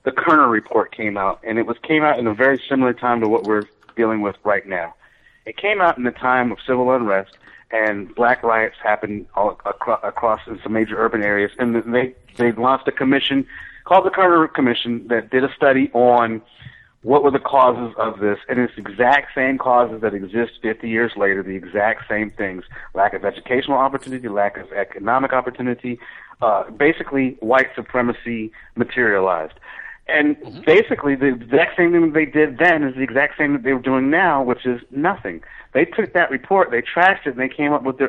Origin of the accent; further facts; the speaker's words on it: Key West, Florida, United States; moved away; also born or lived in Georgia; I grew up in Key West, Florida